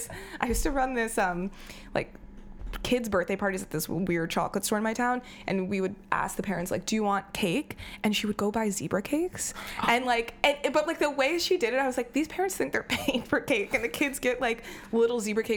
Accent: New Jersey, United States; New Jersey.

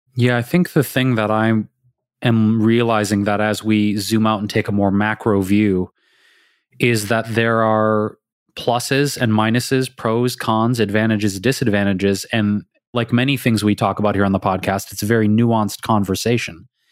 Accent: Detroit, Michigan, United States; I grew up in Detroit

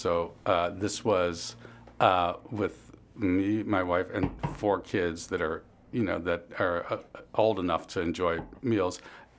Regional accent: Chicago, Illinois, United States; I grew up in Lakeview

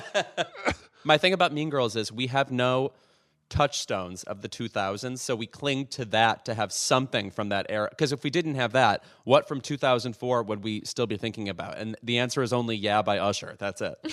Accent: Lemont, Illinois, United States; my hometown of Lamont, Illinois

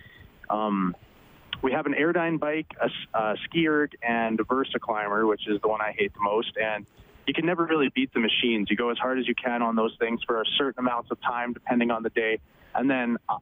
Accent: Bonnyville, Alberta, Canada; now in St. Albert, Canada; I grew up in Bonnyville

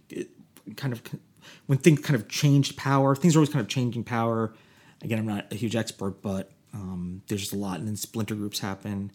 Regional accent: Orange County, New York, United States; now in Los Angeles, United States; I grew up in Orange County

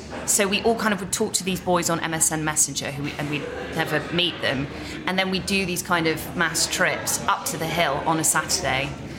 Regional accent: Stanmore, London, United Kingdom; I grew up in Stanmore

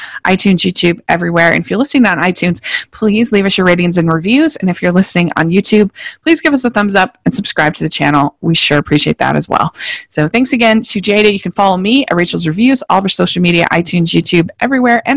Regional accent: Maryland, United States; I grew up in Maryland

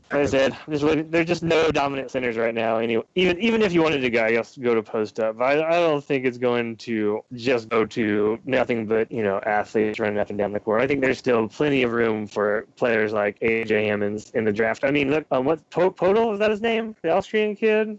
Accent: Huntingburg, Indiana, United States; moved away; also born or lived in Noblesville, Indiana; I was born in Huntingburg, Indiana, and I lived in Noblesville for a couple years

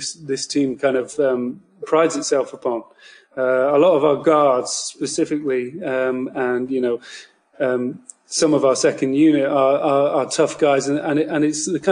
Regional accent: United Kingdom; I am from the United Kingdom

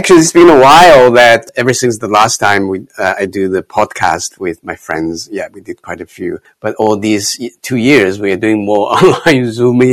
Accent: Hunan, China; now in New York, United States; I was born in China, in Hunan

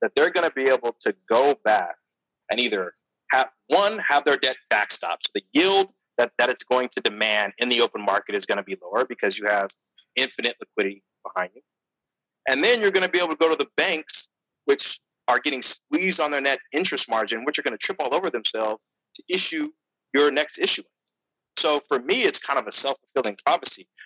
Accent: Stockton, California, United States; I'm from Stockton, California, 209

